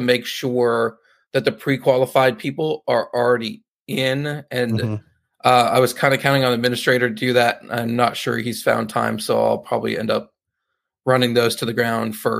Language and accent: English; Northern California, United States; moved away; I'm from Northern California, so it's almost like going home